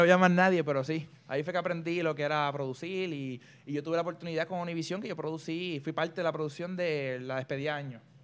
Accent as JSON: {"language": "Spanish", "country": "Puerto Rico", "said": "Yo soy el primer puertorriqueño oficial"}